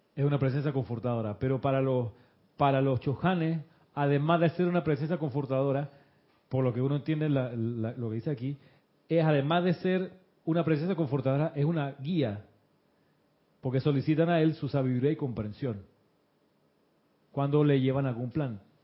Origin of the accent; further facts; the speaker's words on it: Moscow, Russia; Yo nací en Moscú.